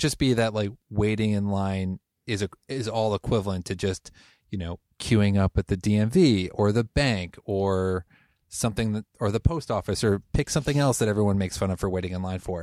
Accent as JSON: {"language": "English", "region": "Connecticut", "country": "United States", "moved": "as an adult", "lives_now": "Portland, United States", "said": "I'm originally from Connecticut, moved here about twelve years ago"}